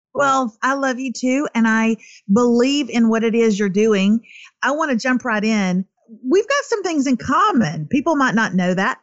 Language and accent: English; East Texas, United States; I'm from East Texas